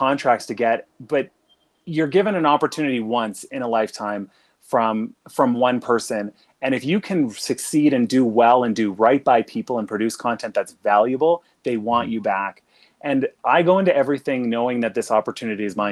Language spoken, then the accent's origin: English; Regina, Saskatchewan, Canada; I'm from Saskatchewan and from Regina